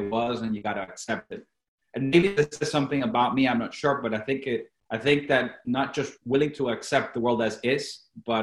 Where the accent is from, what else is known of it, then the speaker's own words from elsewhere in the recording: Venezuela; first language Spanish; English is a second language; moved away; I was born and raised in Venezuela, obviously Latin America. I was raised in Spanish. That was my native tongue.